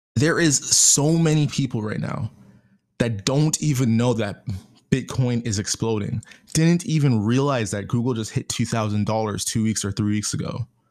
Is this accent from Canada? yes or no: yes; Canada; being Canadian